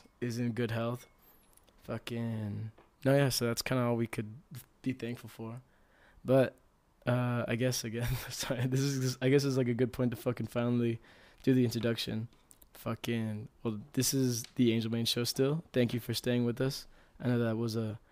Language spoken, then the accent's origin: English; El Paso, Texas, United States; our hometown, which was like, well, obviously El Paso, Texas